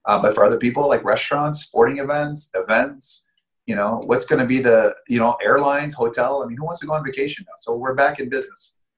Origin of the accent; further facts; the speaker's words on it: Canada; moved away; I came from Canada about over 10 years ago with no money